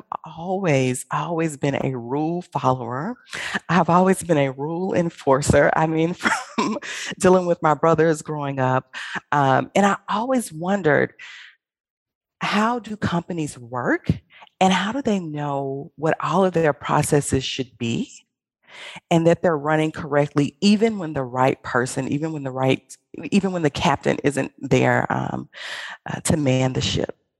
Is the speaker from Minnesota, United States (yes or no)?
no; Birmingham, Alabama, United States; I'm from Birmingham, Alabama. I graduated from Ramsey High School